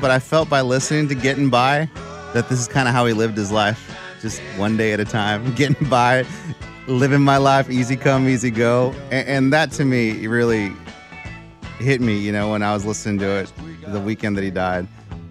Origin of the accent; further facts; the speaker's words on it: Texas, United States; just kind of growing up in Texas my whole life, … was the godfather of Texas country.